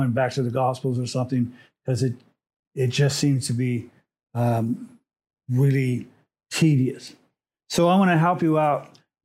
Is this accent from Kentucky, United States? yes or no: no; Los Angeles, California, United States; also born or lived in Montebello, California; I was born in Montebello, California. And my first place that I lived was on a street called Betty in East Los Angeles